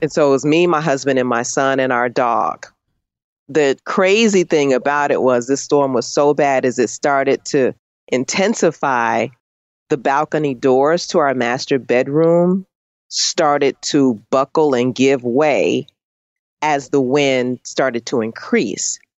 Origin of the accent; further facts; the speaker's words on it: Chicago, Illinois, United States; moved away; I'm from Chicago